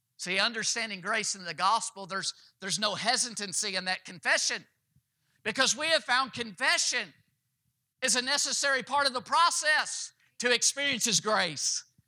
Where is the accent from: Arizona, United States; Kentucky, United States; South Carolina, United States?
Kentucky, United States; my home state I was born in, the state of Kentucky